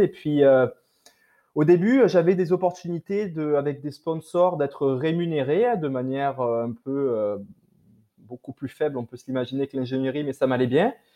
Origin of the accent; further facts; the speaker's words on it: France; accent: French; moved away as an adult; now in Quebec, Canada; mon accent français me trahit, mais voilà, donc je suis d'origine euh, de France. Je suis installé au Québec depuis euh, environ 6 ans et demi